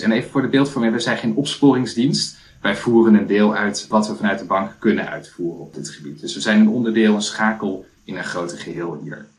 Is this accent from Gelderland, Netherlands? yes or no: yes; Culemborg, Gelderland, Netherlands; also born or lived in Twente; now in Ede, Netherlands; Ik ben opgegroeid in Culemborg